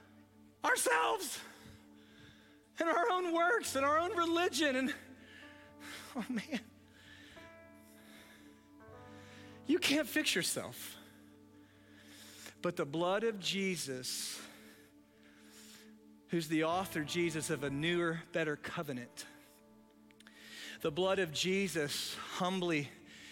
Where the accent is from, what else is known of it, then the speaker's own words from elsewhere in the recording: United States; I grew up in America